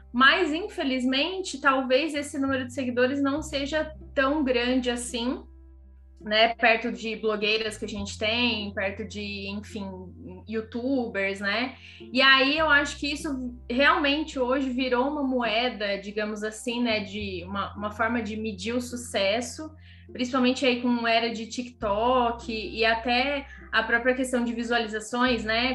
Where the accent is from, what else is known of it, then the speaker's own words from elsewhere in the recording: Ribeirão Preto, São Paulo, Brazil; moved away as an adult; also born or lived in Mato Grosso / Florianópolis; Ribeirão, que é a minha casa, né, minha cidade natal